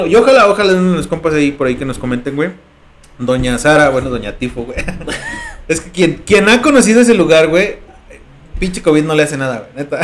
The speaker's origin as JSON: {"language": "Spanish", "region": "San Luis Potosí", "country": "Mexico", "tie": "born or raised there", "also_born_or_lived": "Ciudad Valles, San Luis Potosí", "said": "nací en Valles, güey, pero a los tres años me vine para acá. O sea, no puedo negar que ya soy más potosino que huasteco."}